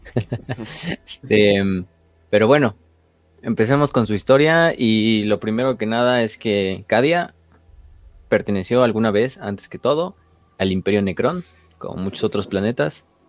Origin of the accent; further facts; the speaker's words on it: Mexico; Como mexicanos